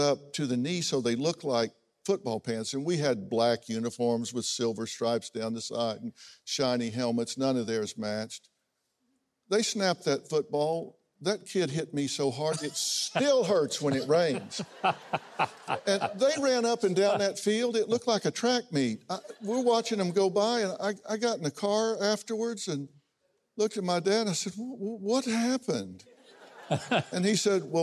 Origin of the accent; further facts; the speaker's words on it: United States; also born or lived in Oklahoma; I grew up in Texas and Oklahoma.